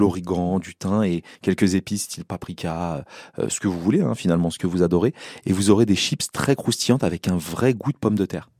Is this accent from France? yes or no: yes; Seine-Saint-Denis, Île-de-France, France; j'ai grandi en Seine-Saint-Denis